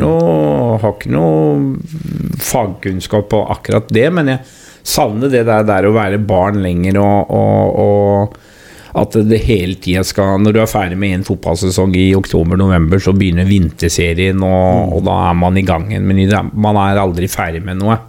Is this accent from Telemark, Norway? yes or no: yes; Porsgrunn, Telemark, Norway; also born or lived in Langangen; så jeg er vel egentlig født og oppvokst da på, på Hovinga